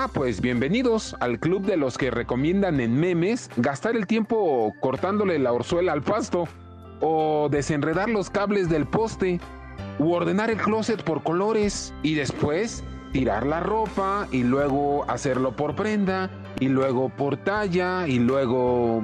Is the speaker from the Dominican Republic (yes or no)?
no; Mexico; como somos los mexicanos